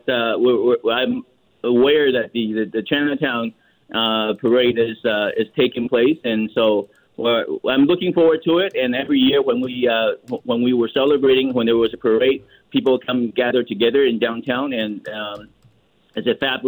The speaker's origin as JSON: {"language": "English", "country": "Taiwan", "moved": "yes", "lives_now": "Vancouver, Canada", "said": "I'm originally from Taiwan as well"}